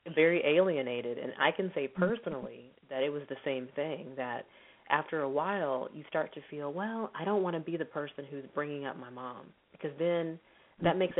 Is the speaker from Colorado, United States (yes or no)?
no; Texas, United States; moved away as an adult; now in Los Angeles, United States; I'm originally from Texas